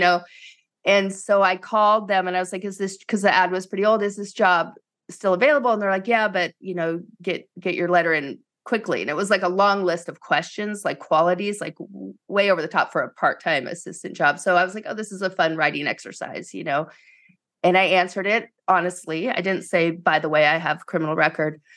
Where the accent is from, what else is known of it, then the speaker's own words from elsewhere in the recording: East Coast, United States; moved away as an adult; I grew up in the East Coast, so I went as far away from home as I could